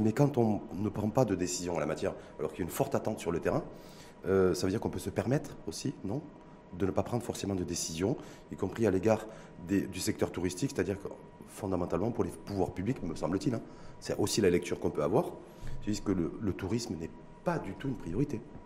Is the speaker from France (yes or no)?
no; Morocco; chez nous au Maroc